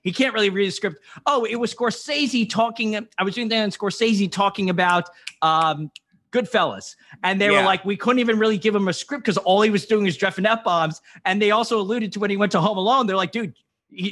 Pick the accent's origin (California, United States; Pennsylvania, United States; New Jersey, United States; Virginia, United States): New Jersey, United States; I was from Jersey